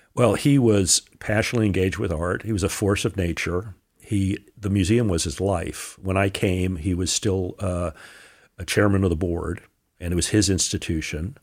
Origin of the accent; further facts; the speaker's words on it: Newark, New Jersey, United States; moved away; also born or lived in Connecticut; I was born in Newark